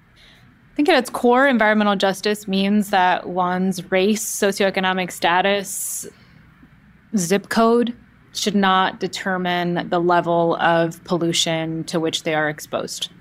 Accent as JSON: {"language": "English", "town": "Oakland", "region": "California", "country": "United States", "tie": "born or raised there", "said": "I grew up in the Bay Area, in the San Francisco Bay Area, specifically in the East Bay in Oakland"}